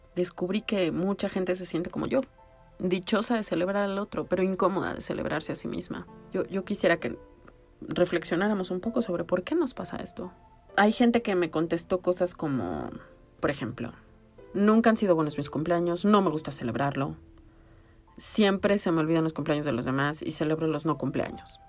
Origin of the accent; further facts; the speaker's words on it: Mexico City, Mexico; soy chilanga